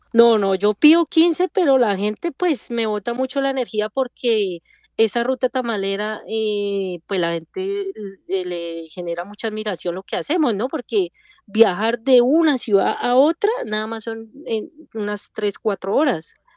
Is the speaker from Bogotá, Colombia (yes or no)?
yes; Bogotá, Colombia; moved away as an adult; now in Chicago, United States; Nosotros somos de Bogotá, del el sur de Bogotá, del barrio Molinos.